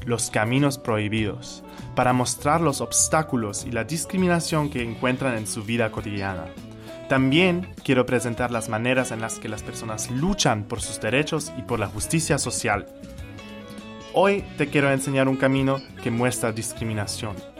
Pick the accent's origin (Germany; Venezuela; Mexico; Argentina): Germany; moved away as an adult; now in Barranquilla, Colombia; soy de Alemania